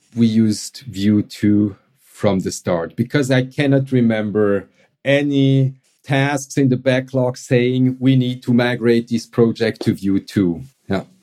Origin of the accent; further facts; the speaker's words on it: Switzerland; accent: Swiss; English is a second language; my Swiss accent